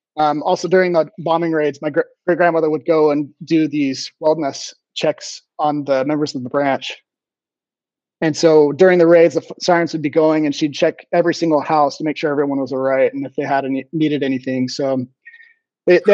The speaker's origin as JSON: {"language": "English", "town": "Mesa", "region": "Arizona", "country": "United States", "tie": "born or raised there", "lives_now": "San Tan Valley, United States", "said": "I grew up in Mesa"}